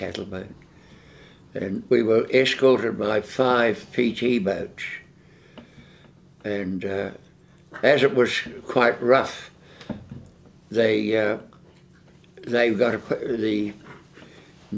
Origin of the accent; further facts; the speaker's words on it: Manawatū-Whanganui, New Zealand; I came from Manawatu too